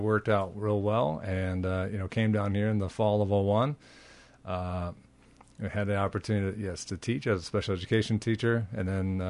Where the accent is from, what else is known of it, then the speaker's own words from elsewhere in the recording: Minneapolis, Minnesota, United States; No, I'm from Minneapolis.